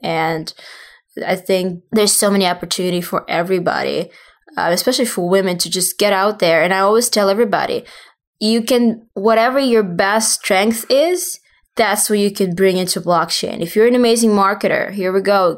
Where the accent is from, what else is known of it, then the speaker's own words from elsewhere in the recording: Russia; moved away as an adult; also born or lived in southern Russia / Saint Petersburg, Russia; now in New York, United States; I, obviously originally from Russia. I was born in the South, and then my family moved to Saint Petersburg, and then I moved to the States for education